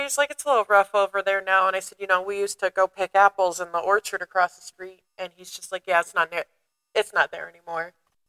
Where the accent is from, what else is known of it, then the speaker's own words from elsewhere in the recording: Southern Ohio, United States; also born or lived in Chillicothe, Ohio; growing up in Southern Ohio, like I did